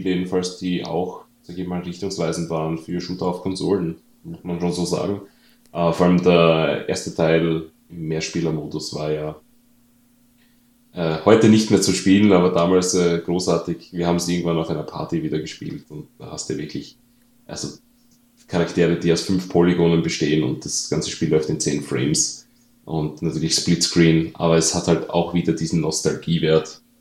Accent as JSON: {"language": "German", "country": "Austria", "lives_now": "Germany", "said": "das für mich als Österreicher natürlich sehr verwunderlich ist, weil bei uns gibt es sowas nicht wie Indizierung."}